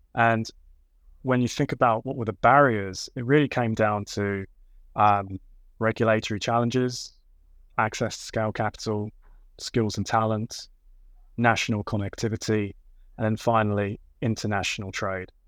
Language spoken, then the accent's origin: English; London, United Kingdom; growing up in Southeast London